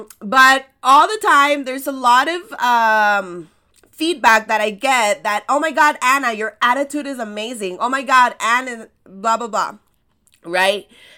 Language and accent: English; El Salvador; I'm from El Salvador, and I specialize in helping you create irresistible experiences online